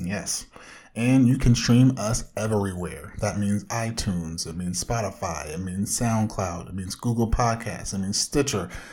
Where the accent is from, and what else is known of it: Orange County, Southern California, United States